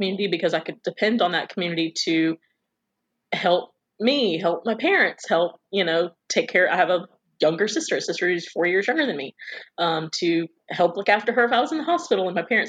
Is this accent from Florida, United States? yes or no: yes; Quincy, Florida, United States; also born or lived in Tallahassee, Florida; I was born in Tallahassee, but lived in Quincy